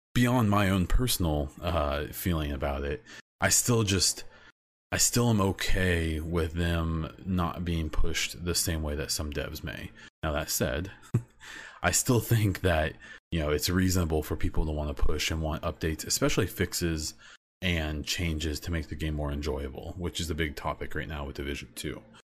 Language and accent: English; Midwest, United States; I'm from the Midwest in the United States.